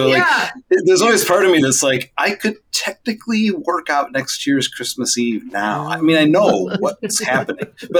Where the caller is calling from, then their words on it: St. Louis, Missouri, United States; I am calling in from St. Louis, Missouri.